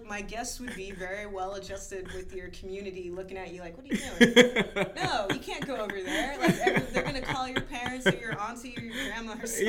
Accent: Houston, Texas, United States; moved away; I grew up in Texas, so I'm watching that. I grew up in Houston

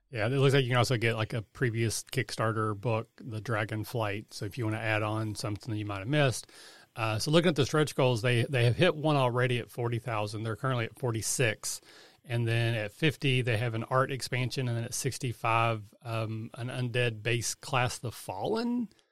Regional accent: Kentucky, United States; I'm from Kentucky

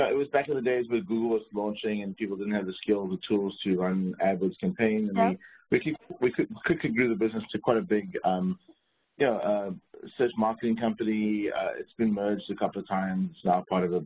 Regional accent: South Africa; moved away as an adult; also born or lived in Silicon Valley; born in South Africa in 1979 during the sort of peak era of apartheid

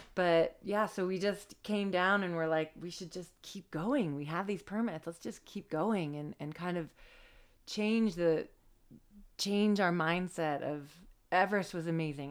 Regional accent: the Cascades, Washington, United States; I grew up in the Cascades

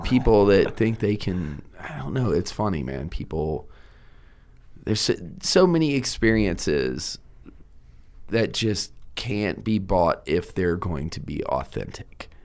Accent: Richmond, Virginia, United States; also born or lived in Cape Fear, North Carolina; I'm from the East Coast

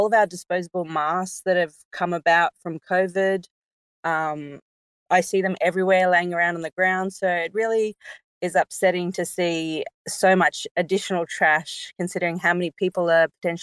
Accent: Sabah, Malaysia; now in Australia; I was born in Malaysia

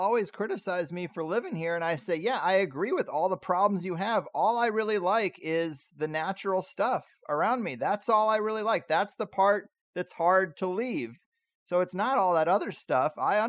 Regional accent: Missouri, United States; now in California, United States; I come from Missouri

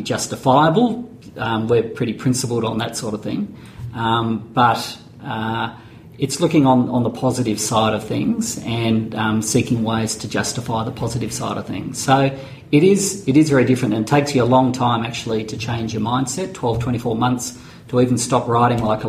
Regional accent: Mount Eliza, Victoria, Australia; I'm from Mount Eliza down that way.

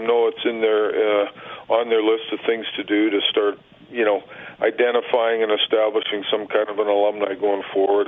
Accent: Winkler, Manitoba, Canada; also born or lived in Morden, Manitoba; now in Winnipeg, Canada; I was born in Winnipeg, but I grew up in Winkler

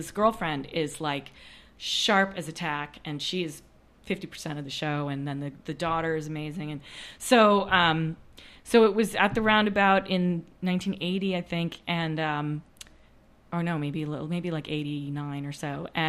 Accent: New York City, New York, United States; moved away as an adult; now in Los Angeles, United States; I grew up in New York City.

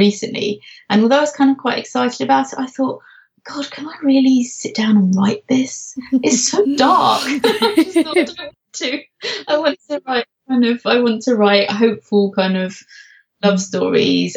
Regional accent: London, United Kingdom; now in Norfolk, United Kingdom; I come from London, but I now live in Norfolk

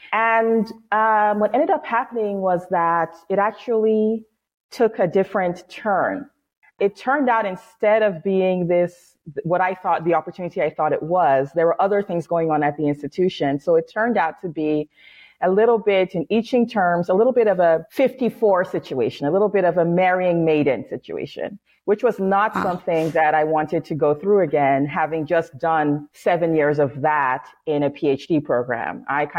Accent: Seattle, Washington, United States; born there; also born or lived in New York City; I was born in Seattle, but I lived most of my life in New York City.

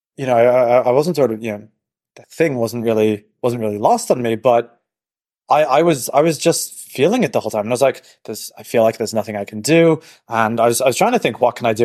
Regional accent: Dublin, Leinster, Ireland; moved away as an adult; also born or lived in Silicon Valley; now in New York, United States; I'm from Dublin

